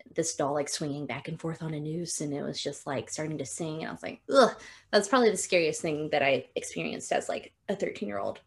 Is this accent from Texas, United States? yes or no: yes; Texas, United States; we're both from Texas